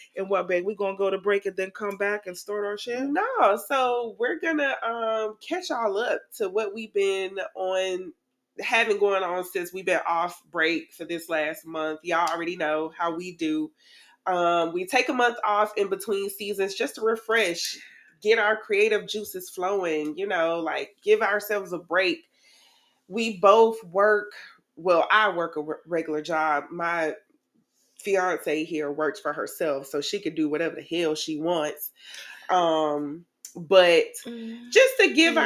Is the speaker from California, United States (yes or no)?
no; Tallahassee, Florida, United States; I am originally from Tallahassee